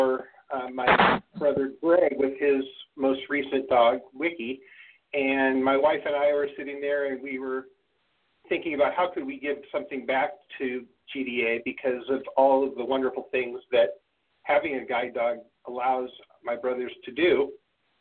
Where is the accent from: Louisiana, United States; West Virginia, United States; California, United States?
California, United States; Los Angeles; I'm born and raised in the San Fernando Valley area of Los Angeles